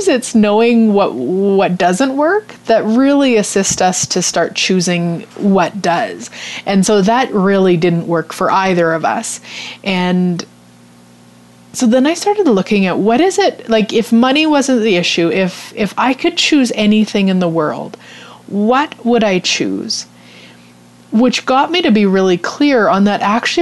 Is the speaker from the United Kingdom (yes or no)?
no; Canada; We're Canadian, or actually my husband's from England, but we live in Canada